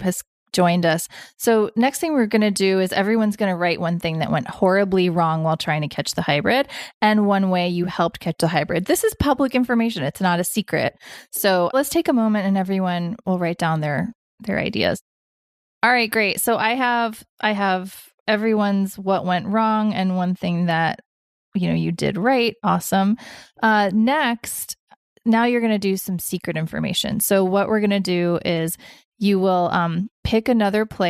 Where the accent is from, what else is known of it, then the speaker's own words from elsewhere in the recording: the South, Southern United States, United States; As a Southerner